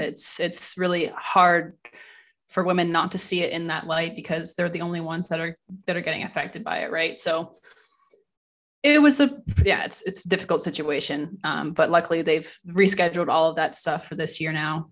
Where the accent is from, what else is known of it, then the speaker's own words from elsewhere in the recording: Ranford, Ontario, Canada; moved away as an adult; now in Germany; I'm originally from Ranford, Ontario. So I, I grew up there